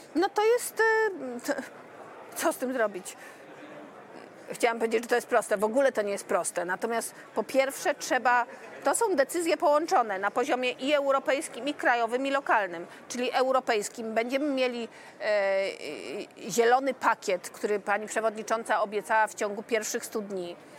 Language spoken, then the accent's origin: Polish; Silesian Voivodeship, Poland; Jestem ślązaczką polską i europejską